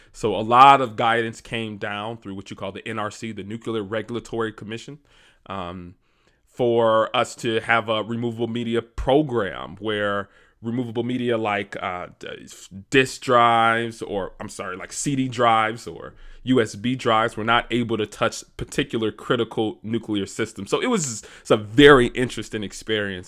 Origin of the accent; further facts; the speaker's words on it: Detroit, Michigan, United States; born and raised in Detroit, Michigan